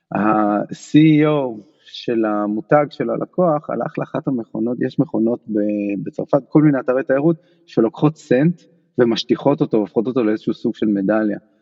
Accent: Haifa, Haifa District, Israel; moved away as an adult; also born or lived in Barcelona, Spain / Paris, France; now in New York, United States; אני חיפאי, מאוד רציתי להישאר בחיפה

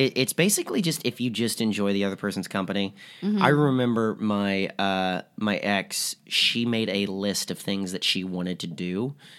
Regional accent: the South, United States; And then I grew up like in the South

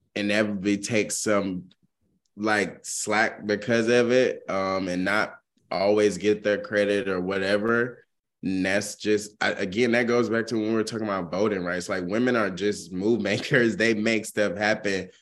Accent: the South, United States; a person growing up in the South

